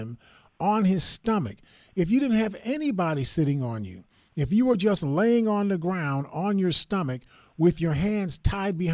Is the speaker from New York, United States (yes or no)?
yes; Buffalo, New York, United States; I grew up in the Perry Projects